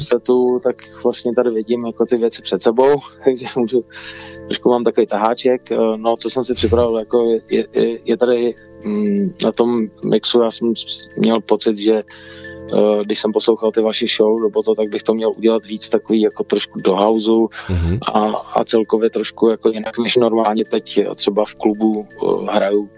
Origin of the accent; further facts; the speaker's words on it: Czechia; u nás v Čechách